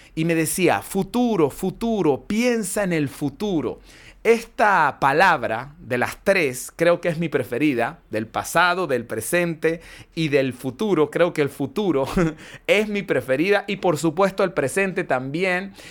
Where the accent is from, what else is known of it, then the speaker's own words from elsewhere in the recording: Mérida, Venezuela; moved away; mi ciudad natal no era así, Mérida no era así